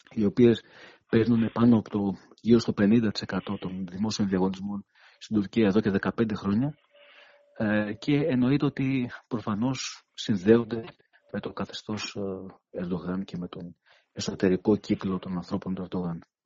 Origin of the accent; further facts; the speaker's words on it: Greece; σαν Έλληνες